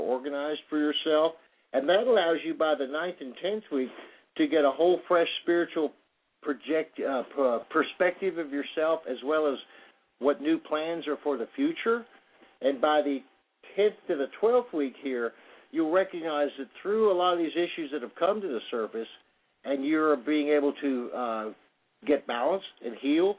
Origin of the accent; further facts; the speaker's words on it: Plainfield, New Jersey, United States; moved away; I was born in Plainfield, New Jersey